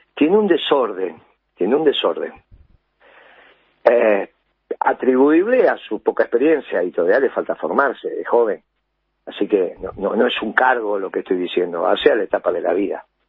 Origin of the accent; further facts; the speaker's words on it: Argentina; déjame que le pueda decir a la sociedad argentina queridos compatriotas